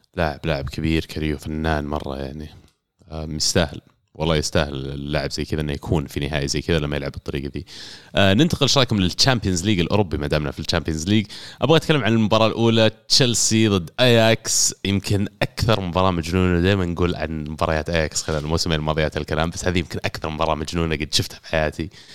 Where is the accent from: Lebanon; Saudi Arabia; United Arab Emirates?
Saudi Arabia; انا بالنسبه لي كسعودي